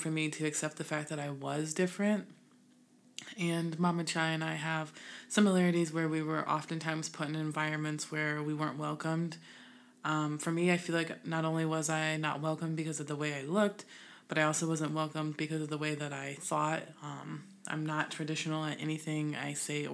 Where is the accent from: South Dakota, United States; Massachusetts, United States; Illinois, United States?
Illinois, United States; also born or lived in West Coast; now in US West Coast; I'm originally from Illinois, Midwest, but now we west-siding it